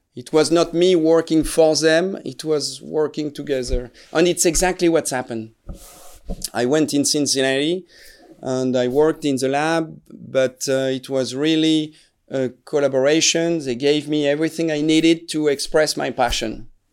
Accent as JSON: {"language": "English", "town": "Strasbourg", "region": "Grand Est", "country": "France", "second_language": "English", "said": "I am originally from Strasbourg. I was not born here, but my, my family is from here. So I'm from, from Alsace"}